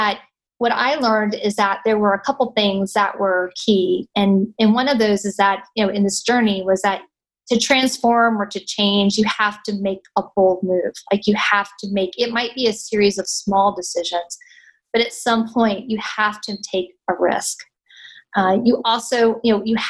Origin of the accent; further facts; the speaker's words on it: North Carolina, United States; moved away as an adult; I was born in North Carolina, raised in North Carolina, went to school in North Carolina